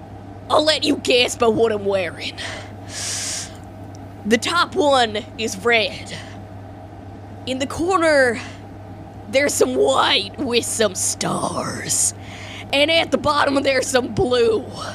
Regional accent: Texas, United States; Yeah. That black gooey stuff from my hometown, Texas.

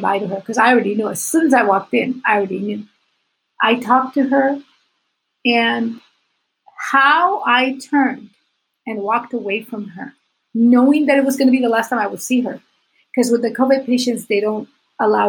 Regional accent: Puerto Rico; I was Puerto Rican

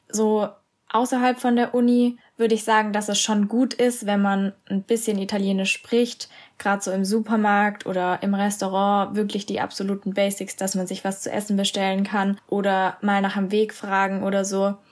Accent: Germany; also born or lived in Castellanza, Italy; Und dann habe ich gesagt ja

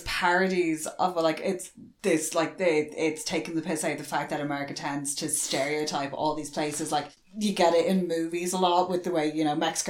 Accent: Ireland; we're Irish

